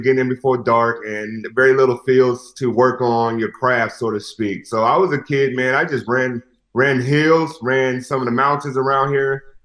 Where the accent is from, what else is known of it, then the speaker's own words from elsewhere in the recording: Las Vegas, Nevada, United States; I'm born and raised in Las Vegas, one of the few.